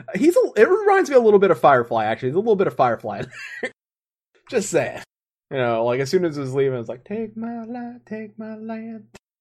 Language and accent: English; United States; being an American here in the states